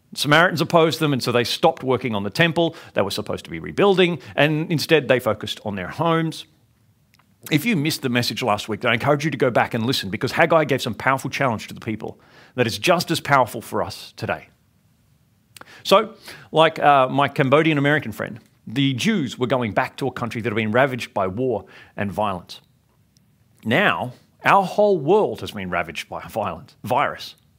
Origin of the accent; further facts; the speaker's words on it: Sydney, New South Wales, Australia; growing up in Sydney